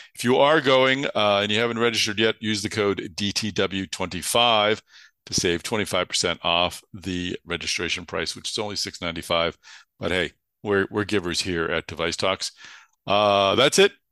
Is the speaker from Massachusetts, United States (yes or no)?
yes; Boston, Massachusetts, United States; accent: Boston; my Boston accent